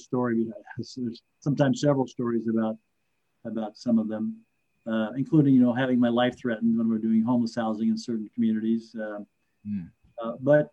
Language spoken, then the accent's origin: English; rural Iowa, United States; moved away as an adult; now in Twin Cities, United States; affordable homes in rural Iowa, which is where I grew up.